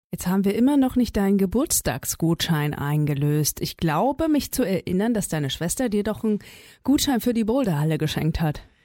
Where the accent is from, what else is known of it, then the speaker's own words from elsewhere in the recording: East Germany, Germany; ich bin im Osten groß geworden